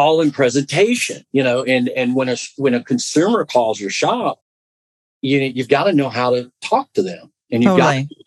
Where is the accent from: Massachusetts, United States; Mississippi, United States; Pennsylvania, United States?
Mississippi, United States; Southwest; I'm from Southwest Mississippi